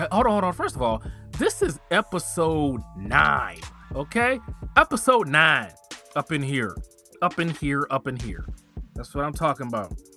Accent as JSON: {"language": "English", "town": "Richmond", "region": "Virginia", "country": "United States", "tie": "born or raised there", "also_born_or_lived": "Philadelphia, Pennsylvania / Oklahoma", "moved": "as an adult", "said": "I claim Richmond as my neutral spot, my, my home, because when I, I moved from Philly to Richmond when I was eight, and Richmond raised me"}